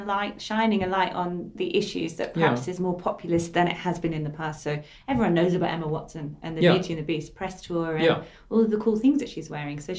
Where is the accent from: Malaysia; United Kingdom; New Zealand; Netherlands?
United Kingdom; England; I'm English